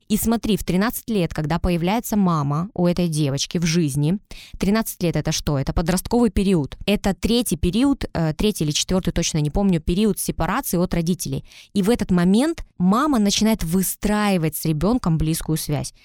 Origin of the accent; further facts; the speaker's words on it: Tyumen, Tyumen Oblast, Russia; also born or lived in Saint Petersburg; Мы переехали из Питера, так как жили там, переехали в Тюмень, и вот сейчас э, всю свою сознательную жизнь я живу в Тюмени